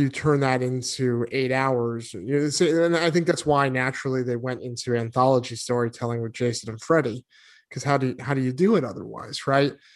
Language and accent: English; New England, United States; moved away; also born or lived in Arizona; growing up in New England